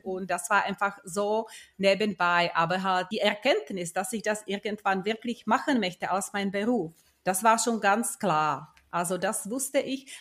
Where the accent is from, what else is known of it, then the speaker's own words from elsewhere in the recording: Czechia; moved away as an adult; also born or lived in Prague; now in Munich, Germany; Ich bin eine gebürtige Tschechin